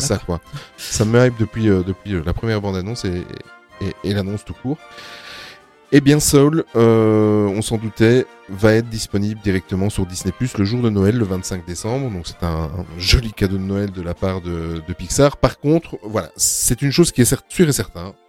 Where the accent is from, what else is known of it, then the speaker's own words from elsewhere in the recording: Belgium; nous sommes belges